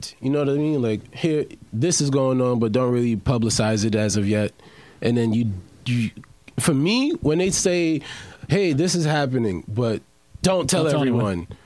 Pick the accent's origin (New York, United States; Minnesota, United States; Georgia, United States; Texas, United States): New York, United States; New York City; I'm from New York